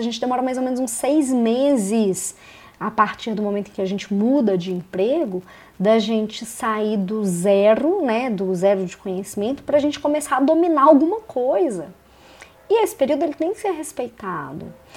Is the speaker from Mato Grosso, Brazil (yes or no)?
no; Belo Horizonte, Minas Gerais, Brazil; moved away as an adult; now in Curitiba, Brazil; Eu sou de Belo Horizonte, em Minas Gerais, mas em 2017 eu me mudei para Curitiba